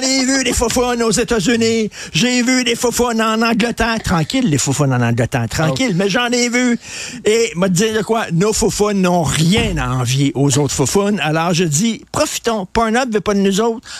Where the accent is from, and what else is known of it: Montreal, Quebec, Canada; born or raised there